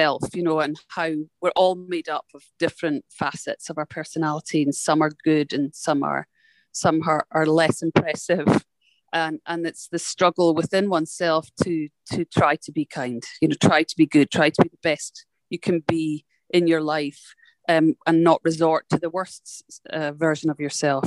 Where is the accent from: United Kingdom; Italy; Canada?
United Kingdom; Scotland; now in United States; I'm a Scottish person living in America.